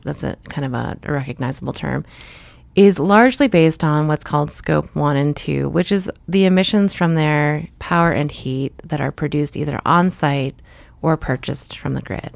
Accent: Lynnfield, Massachusetts, United States; also born or lived in Marblehead, Massachusetts; mostly grew up in Linfield, Massachusetts.

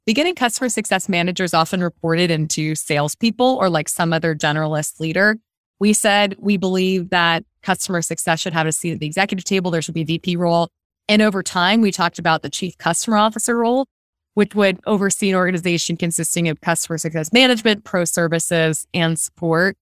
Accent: Philadelphia, Pennsylvania, United States; moved away as an adult; also born or lived in New York City; I grew up on the East Coast and of the U S in suburban Philadelphia

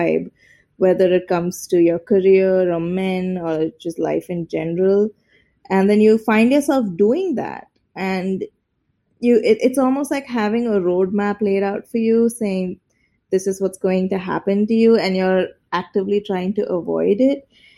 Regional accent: India; as Indian women, we really wanted to explore how our relationships with our mothers determine so much of how we interact with the world

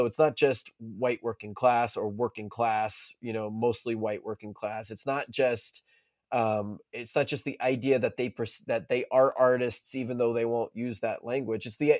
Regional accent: Monroe, North Carolina, United States; also born or lived in Currituck County, North Carolina / Philadelphia; I grew up not in Lincolnton, but in Monroe is one of the places I grew up, and Currituck County, North Carolina, is another place that I grew up. The sort of inner city Philadelphia in a public housing is another place I grew up.

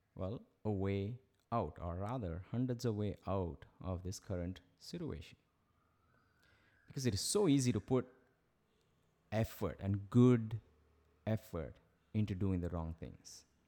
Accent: Chennai, Tamil Nadu, India; moved away as an adult; my high school in Madras

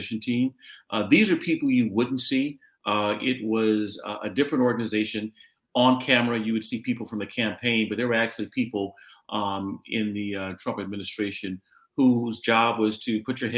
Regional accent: Los Angeles, California, United States; I grew up in the Crenshaw District of Los Angeles

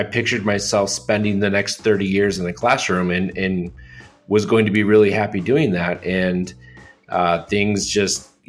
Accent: Joliet, Illinois, United States; I grew up in Joliet, Illinois

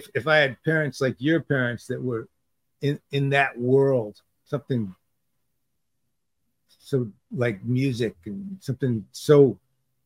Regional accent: Detroit, Michigan, United States; moved away as an adult; also born or lived in California; I grew up in Detroit

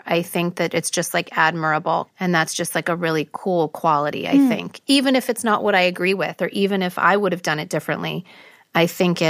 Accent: Beverly Hills, California, United States; growing up, being Armenian, there wasn't a lot of people that looked like me and my family. Everyone, we grew up in Beverly Hills

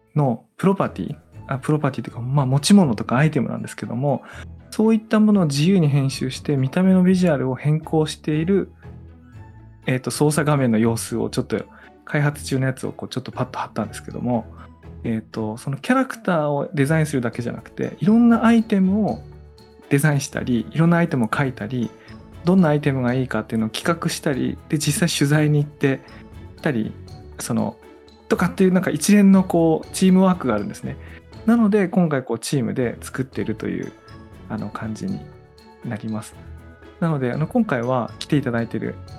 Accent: Tono, Iwate, Japan; 説明する私も遠野に生まれた人なんだ

